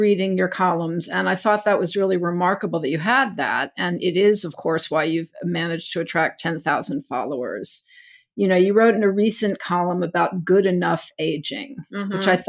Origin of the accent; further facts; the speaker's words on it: Texas, United States; because I grew up in Texas around roaches.